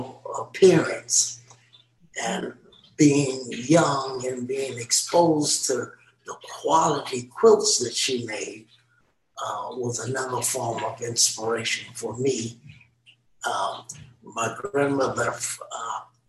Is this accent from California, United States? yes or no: yes; Los Angeles, California, United States; I myself was born in Watts, and we lived in a little bitty small house in Watts